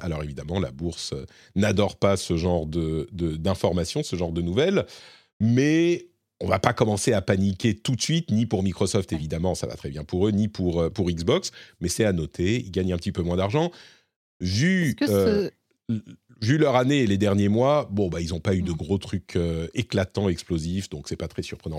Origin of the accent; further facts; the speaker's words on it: Lebanon; moved away; moi je suis né au Liban et j'ai passé beaucoup de temps euh, au Liban